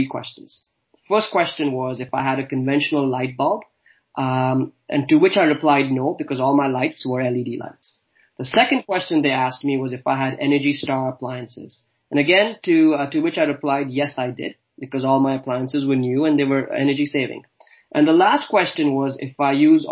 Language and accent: English; Dubai, United Arab Emirates; moved away as an adult; also born or lived in Pune, India / Halifax, Canada / Calgary, Canada / Amsterdam, Netherlands; now in Toronto, Canada; I was born in India, in a place called Pune. I grew up in Dubai, studied and worked all across Canada